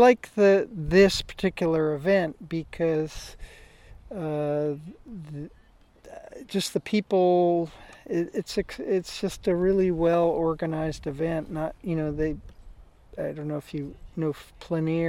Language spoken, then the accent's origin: English; Oakland, California, United States; I'm from Oakland, California